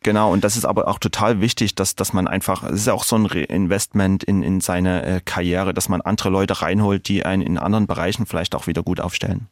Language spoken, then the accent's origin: German; Dresden, Saxony, Germany; in meiner Heimatstadt in Dresden